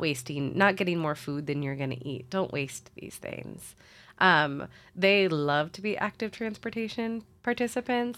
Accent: Springfield, Illinois, United States; moved away as an adult; also born or lived in Saint Louis, Missouri; now in Columbia, United States; I'm originally from Springfield, Illinois, which is in the middle of Illinois

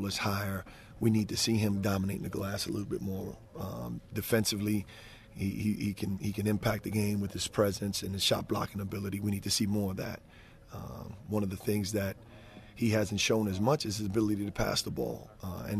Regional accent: New York City, New York, United States; moved away as an adult; my native roots of growing up in New York

